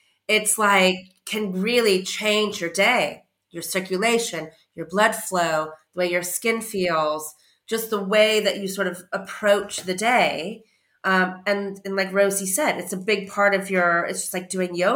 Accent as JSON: {"language": "English", "region": "California", "country": "United States", "moved": "yes", "lives_now": "United Kingdom", "said": "I'm from California"}